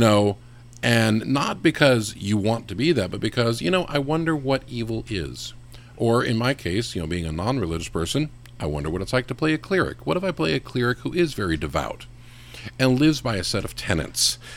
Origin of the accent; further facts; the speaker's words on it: West Coast, United States; I grew up in the West Coast